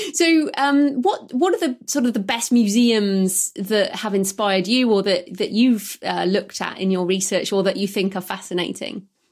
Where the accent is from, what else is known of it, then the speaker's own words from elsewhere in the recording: United Kingdom; I'm British